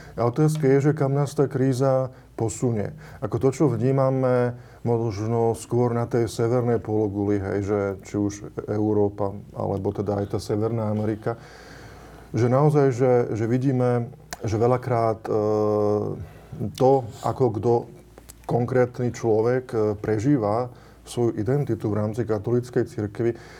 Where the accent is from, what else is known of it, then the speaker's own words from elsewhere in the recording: Slovakia; u nás e, na Slovensku